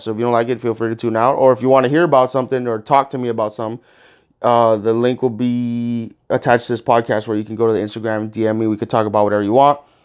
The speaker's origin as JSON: {"language": "English", "town": "Miami Gardens", "region": "Florida", "country": "United States", "tie": "born or raised there", "said": "I grew up in Miami Gardens, Carroll City"}